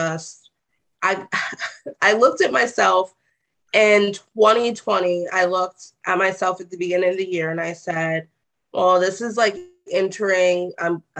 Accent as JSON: {"language": "English", "town": "Columbia", "region": "Maryland", "country": "United States", "tie": "born or raised there", "said": "I grew up in Maryland and Johns Hopkins"}